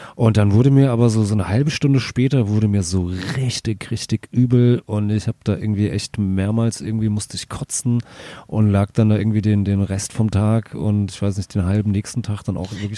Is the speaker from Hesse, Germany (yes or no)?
yes; Hattenheim, Hesse, Germany; bei uns in Hattenheim